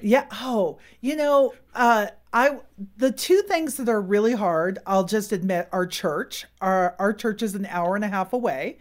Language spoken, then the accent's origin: English; Silicon Valley, California, United States; moved away as an adult; we really didn't grow up with seasons. We're from Silicon Valley